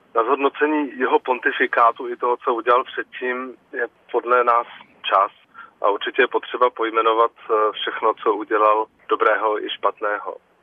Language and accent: Czech; Czechia; tady u nás v Čechách